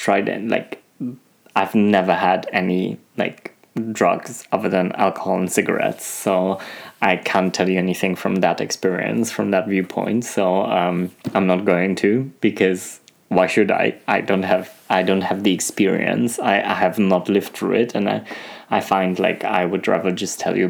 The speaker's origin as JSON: {"language": "English", "country": "Germany", "tie": "born or raised there", "also_born_or_lived": "Poland", "moved": "as an adult", "lives_now": "France", "said": "I'm Polish, you know, but for them, I wasn't Polish because I was raised in Germany"}